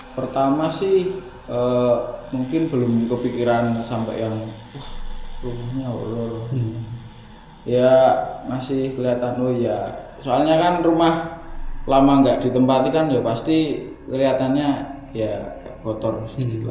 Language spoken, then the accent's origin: Indonesian; Kulon Progo, Special Region of Yogyakarta, Indonesia; now in Sleman, Indonesia; saya dari Kulon Progo dan kebetulan di di Sleman ini bekerja sama Mas Adit